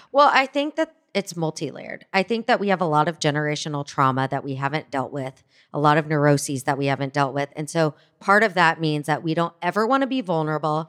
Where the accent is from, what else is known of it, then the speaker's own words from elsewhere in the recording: Fort Worth, Texas, United States; moved away as an adult; also born or lived in New York City; growing up as a Jew in Fort Worth, Texas